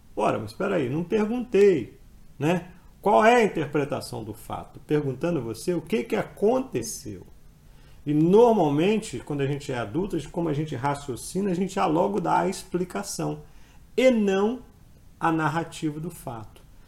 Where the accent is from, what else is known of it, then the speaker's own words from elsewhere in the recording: Colatina, Espírito Santo, Brazil; Eu nasci na cidade do interior, do Espírito Santo, né, cidade de Colatina, cidade que eu, minha cidade natal.